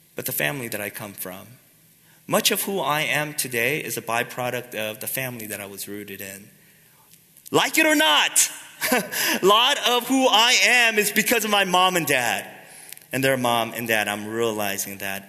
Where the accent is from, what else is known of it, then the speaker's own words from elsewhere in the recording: United States; we Americans tend to think very individualistically